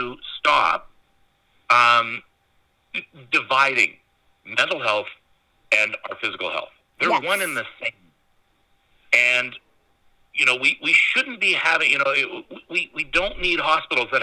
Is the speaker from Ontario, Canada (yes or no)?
yes; North Bay, Ontario, Canada; I grew up in North Bay.